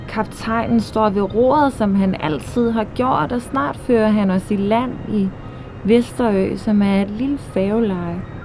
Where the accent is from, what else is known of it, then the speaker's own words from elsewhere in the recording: Frederikshavn, North Denmark Region, Denmark; derude i Kattegat mellem Jødeborg og Frederikshavn, hvor jeg kommer fra